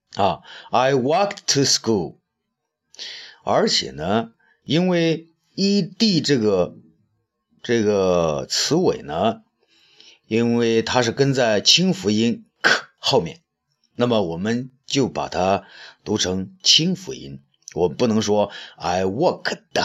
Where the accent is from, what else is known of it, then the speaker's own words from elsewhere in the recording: China; 我们中国人才四亿人口嘛